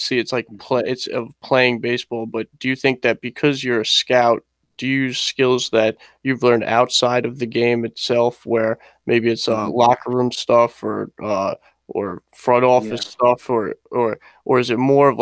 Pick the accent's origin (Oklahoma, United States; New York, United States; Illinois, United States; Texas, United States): New York, United States; Melville; I'm from Melville.